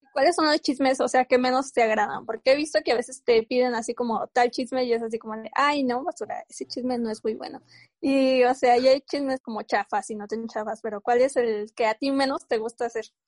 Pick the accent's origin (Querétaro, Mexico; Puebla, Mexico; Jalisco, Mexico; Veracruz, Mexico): Querétaro, Mexico; San Juan del Río; nosotros somos de San Juan del Río, Querétaro